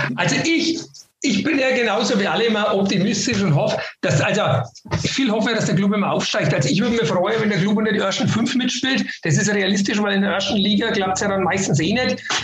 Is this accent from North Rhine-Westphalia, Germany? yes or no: no; Northern Bavaria, Germany; bei uns in Nordbayern